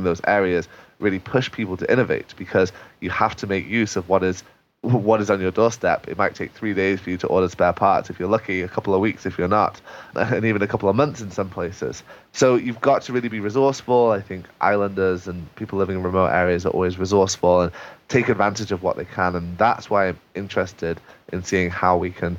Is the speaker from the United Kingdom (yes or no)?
yes; England, United Kingdom; for me as an Englishman